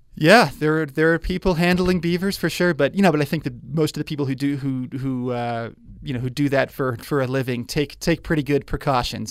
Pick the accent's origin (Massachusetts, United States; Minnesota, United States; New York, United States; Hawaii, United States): New York, United States; now in Spokane, United States; I grew up in New York